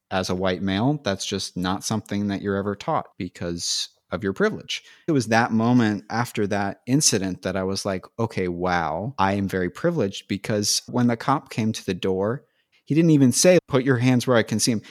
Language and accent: English; San Francisco Bay Area, California, United States; moved away as an adult; also born or lived in Los Angeles; I grew up just outside of San Francisco, and went to school in the city